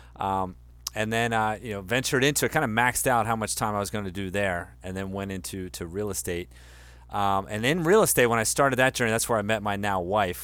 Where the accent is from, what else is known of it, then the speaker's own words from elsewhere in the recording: Delaware, United States; I grew up in Delaware, you know, the small wonder